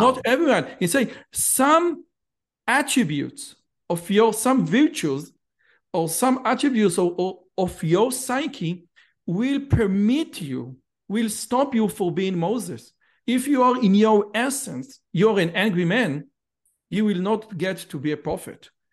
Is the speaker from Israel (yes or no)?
yes; Israel; also born or lived in Samaria